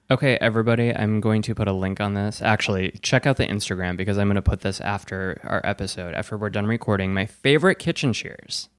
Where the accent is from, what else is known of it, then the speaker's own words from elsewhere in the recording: Wisconsin, United States; moved away; I'm from Wisconsin. I say that all the time. I'm from Wisconsin